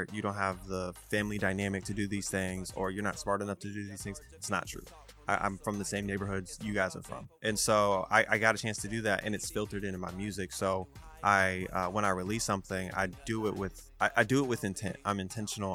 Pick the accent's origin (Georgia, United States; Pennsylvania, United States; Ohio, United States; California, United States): Georgia, United States; Atlanta; I was raised in Atlanta